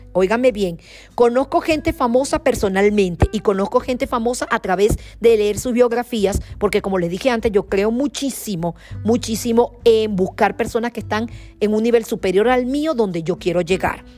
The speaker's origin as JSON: {"language": "Spanish", "country": "Venezuela", "said": "como venezolana"}